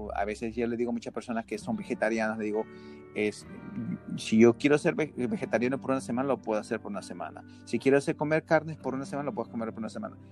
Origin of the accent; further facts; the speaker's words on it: Peru; now in United States; yo soy peruano